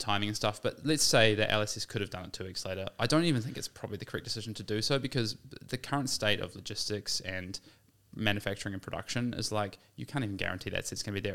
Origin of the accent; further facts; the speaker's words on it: New Zealand; as a New Zealander